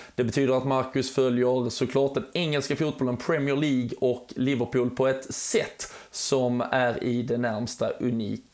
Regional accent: Malmö, Skåne, Sweden; jag är ju själv från eh, Malmö

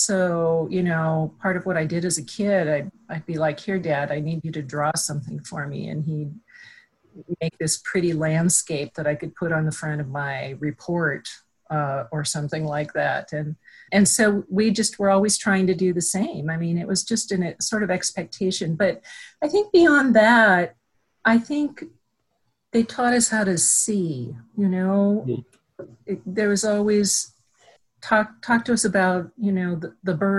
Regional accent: about 20 miles south of Inverness, on the High Line, Montana, United States; I actually grew up about 20 miles south of Inverness

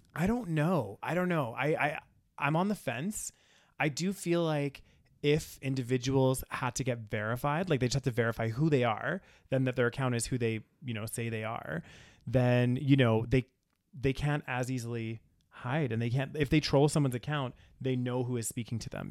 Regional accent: Canada

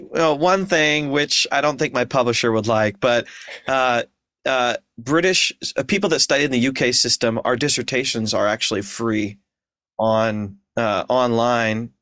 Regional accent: Ashland, Ohio, United States; moved away as an adult; also born or lived in Seattle / Philadelphia / Portland; Ashland, Ohio, my hometown

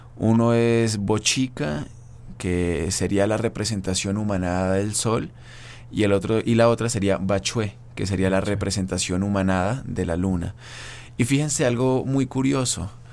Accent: Colombia; moved away; yo provengo de Colombia

